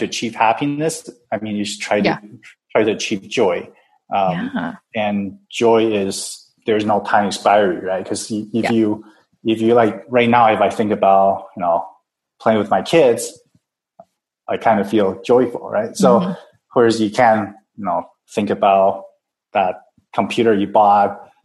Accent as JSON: {"language": "English", "country": "Taiwan", "moved": "yes", "lives_now": "Vancouver, Canada", "said": "I'm from Taiwan originally"}